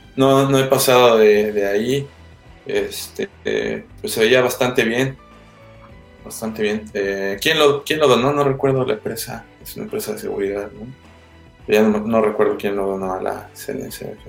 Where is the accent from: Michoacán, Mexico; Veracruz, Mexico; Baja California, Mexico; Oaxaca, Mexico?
Veracruz, Mexico; Xalapa; moved away; also born or lived in Puebla; yo soy de, de Jalapa